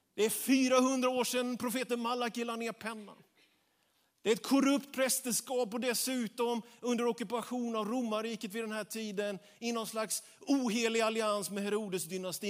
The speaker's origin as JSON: {"language": "Swedish", "region": "Småland", "country": "Sweden", "said": "jag är smålänning jag också"}